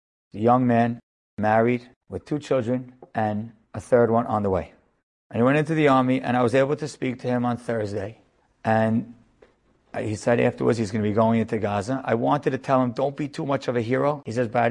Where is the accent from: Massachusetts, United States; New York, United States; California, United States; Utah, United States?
New York, United States; I am a rabbi from America, from New York